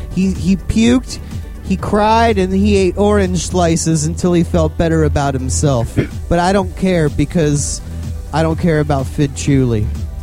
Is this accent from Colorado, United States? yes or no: no; Baltimore, Maryland, United States; accent: Baltimore; I've been trying to get away from that Baltimore accent.